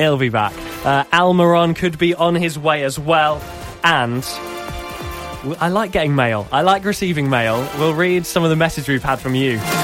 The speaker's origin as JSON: {"language": "English", "town": "Norwich", "region": "East of England", "country": "United Kingdom", "tie": "born or raised there", "said": "my hometown of, uh, of Norwich"}